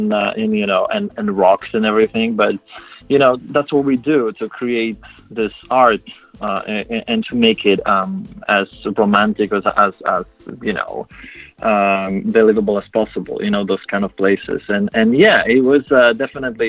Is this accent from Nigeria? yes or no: no; Poland; first language Polish; English is a second language; moved away; I'm my native language is Polish. I was born in Poland